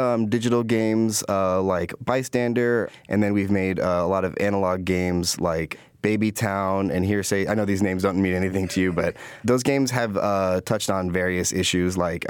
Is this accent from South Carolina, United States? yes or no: no; Chicago, Illinois, United States; I was a young person from the south side of Chicago, growing up in Trumbull Park, and then some in Washington Park.